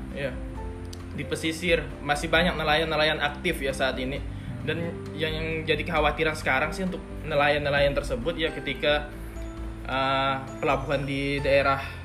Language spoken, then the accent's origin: Indonesian; Sungai Jaga village, Sungai Raya district, Bengkayang Regency, West Kalimantan, Indonesia; asalnya dari desa Sungai Jaga